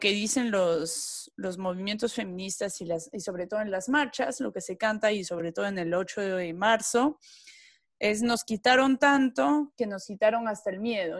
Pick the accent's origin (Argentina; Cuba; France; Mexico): France; moved away; como francesa